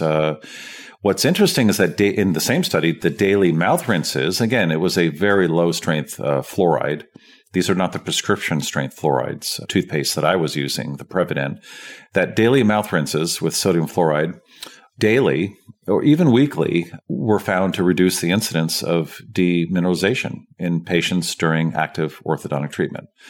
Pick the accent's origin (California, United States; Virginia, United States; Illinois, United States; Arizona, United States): California, United States; San Francisco; I grew up in San Francisco, and it's a fluoridated water supply.